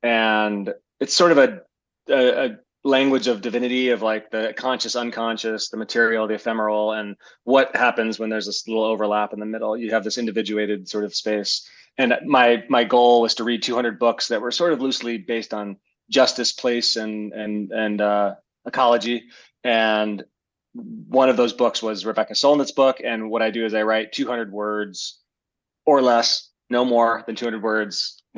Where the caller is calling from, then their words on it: Missoula, Montana, United States; I'm calling in from, or I'm meeting you from Missoula, Montana.